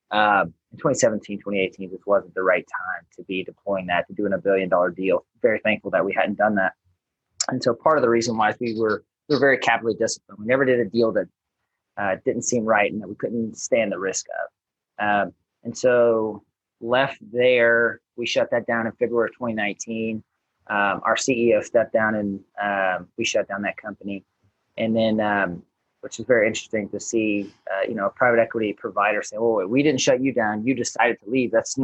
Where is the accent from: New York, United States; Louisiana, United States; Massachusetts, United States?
Louisiana, United States; Baton Rouge; moved away as an adult; originally born and raised in Baton Rouge, or right outside of Baton Rouge, Louisiana.